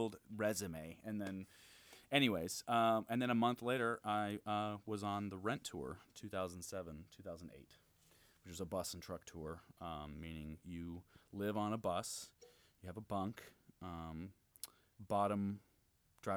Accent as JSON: {"language": "English", "town": "Gainesville", "region": "Florida", "country": "United States", "tie": "born or raised there", "moved": "as an adult", "lives_now": "Chicago, United States", "said": "I grew up in Gainesville."}